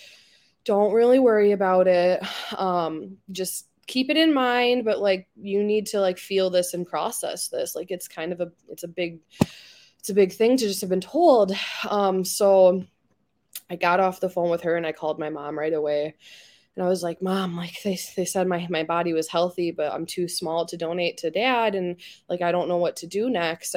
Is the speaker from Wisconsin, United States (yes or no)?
yes; Wisconsin, United States; I'm from Wisconsin